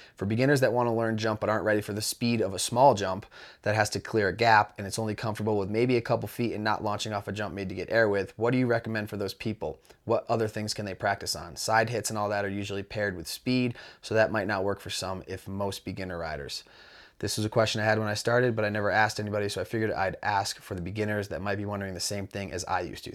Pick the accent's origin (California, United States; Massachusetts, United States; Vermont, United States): Vermont, United States; Mount Snow; I grew up in Mount Snow, or I grew up riding at Mount Snow